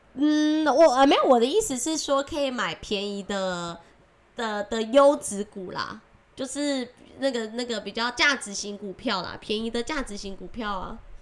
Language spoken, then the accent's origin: Chinese; Taiwan; accent: Taiwanese Mandarin; 我是台湾国语界最正的俏妞